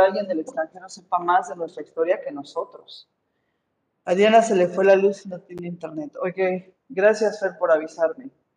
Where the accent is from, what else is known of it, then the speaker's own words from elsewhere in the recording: Mexico; tenemos que valorar como mexicanos